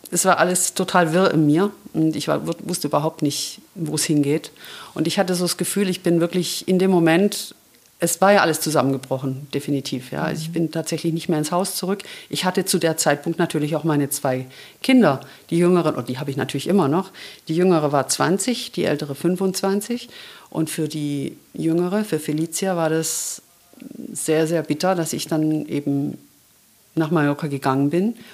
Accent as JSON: {"language": "German", "town": "Ulm", "region": "Baden-Württemberg", "country": "Germany", "said": "Du fragtest, wo ich herkomme ja, ich habe an verschiedenen Orten in Ulm gewohnt, immer ein bisschen außerhalb von, von Ulm"}